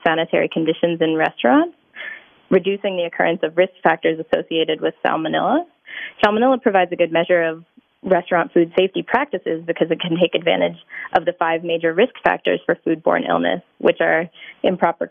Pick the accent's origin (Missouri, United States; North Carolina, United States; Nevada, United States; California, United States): North Carolina, United States; moved away as an adult; now in Minnesota, United States; I'm actually from North Carolina